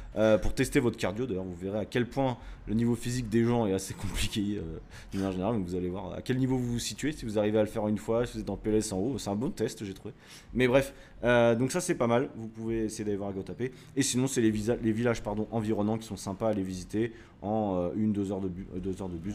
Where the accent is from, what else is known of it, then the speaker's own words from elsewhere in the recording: France; on est français